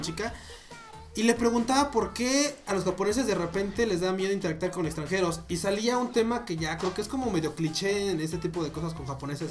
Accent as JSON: {"language": "Spanish", "country": "Mexico", "said": "yo no hablo inglés, soy mexicano"}